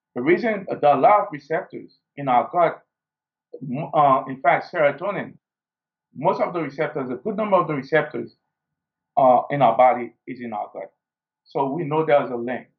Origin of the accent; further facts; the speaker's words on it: Haiti; growing up in Haiti, we didn't have the luxury of uh, a first world